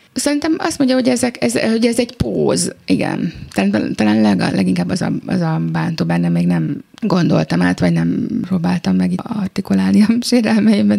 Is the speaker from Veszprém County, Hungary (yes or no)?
no; Budapest, Hungary; a saját szülővárosomban